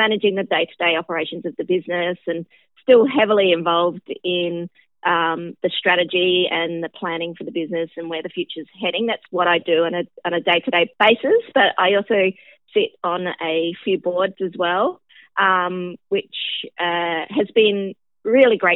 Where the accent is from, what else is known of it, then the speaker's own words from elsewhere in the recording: Adelaide, South Australia, Australia; I was born in Adelaide in South Australia